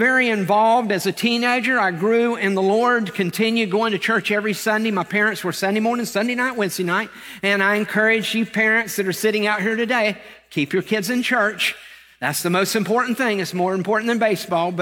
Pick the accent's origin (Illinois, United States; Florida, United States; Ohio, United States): Florida, United States; Lakeland; I was born in Lakeland, Florida, not far from here